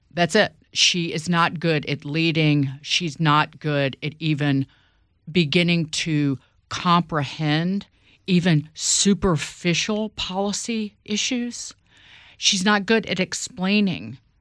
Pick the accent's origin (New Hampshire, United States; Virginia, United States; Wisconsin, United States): Virginia, United States; Southside; born and raised Southside Virginia